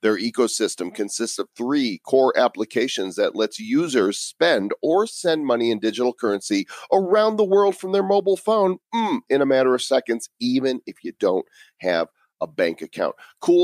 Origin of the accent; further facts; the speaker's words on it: Chicago, Illinois, United States; now in Denver, United States; I am from the Chicago area, although I live in Denver now